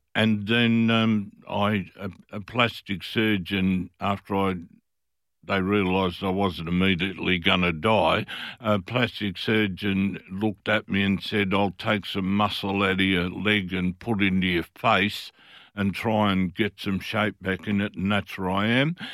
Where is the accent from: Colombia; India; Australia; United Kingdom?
Australia; Fremantle, Western Australia; I was from Fremantle. Fremantle